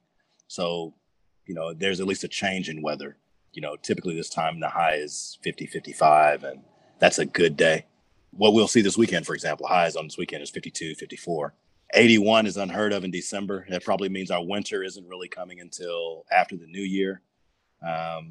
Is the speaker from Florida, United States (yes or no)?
no; Dallas, Texas, United States; I'm a Dallas kid, born and raised here in Dallas, in Oak Cliff to be specific